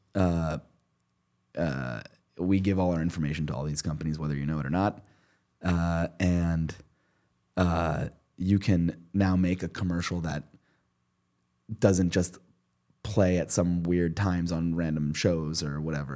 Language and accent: English; Princeton, New Jersey, United States; I grew up in Princeton